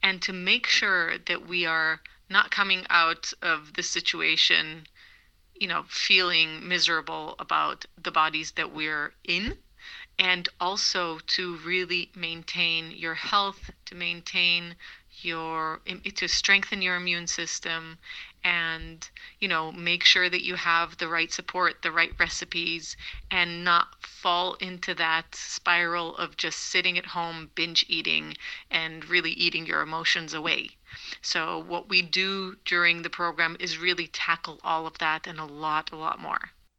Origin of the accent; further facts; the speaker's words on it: Israel; English is a second language; moved away as an adult; also born or lived in Boston, United States; now in Switzerland; Yeah, well, I'm originally Israeli. I moved to America when I was 11 to Boston, and moved back when I was 17.